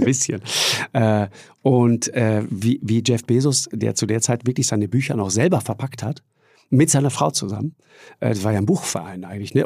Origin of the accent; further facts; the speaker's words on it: Tyrol, Austria; bei uns in Tirol wird auch immer sofort geduzt